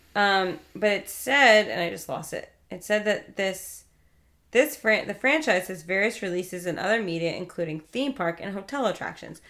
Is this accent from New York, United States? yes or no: yes; New York, United States; I grew up in New York